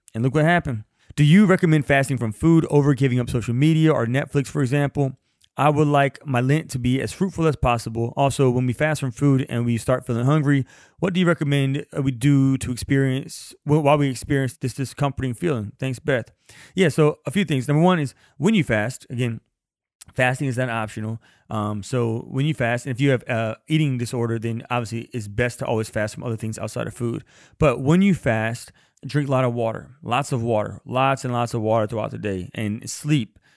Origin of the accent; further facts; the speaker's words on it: Louisiana, United States; I'm from Louisiana, and I don't like the cold.